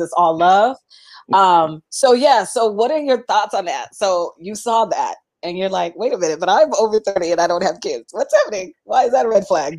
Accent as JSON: {"language": "English", "town": "Seattle", "region": "Washington", "country": "United States", "moved": "as an adult", "said": "I'm from Seattle"}